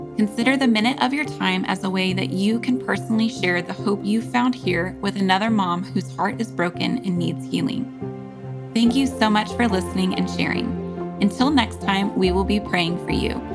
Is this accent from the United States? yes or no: yes; United States; as American Christians